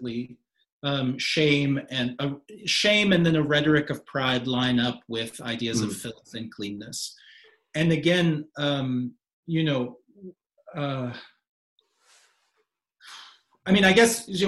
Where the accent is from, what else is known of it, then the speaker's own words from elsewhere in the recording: Kentucky, United States; as a kid growing up in Kentucky